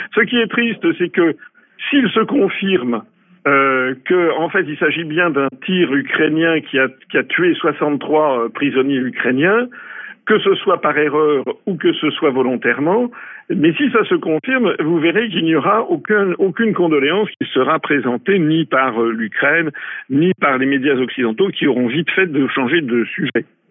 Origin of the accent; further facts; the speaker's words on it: France; quand on est français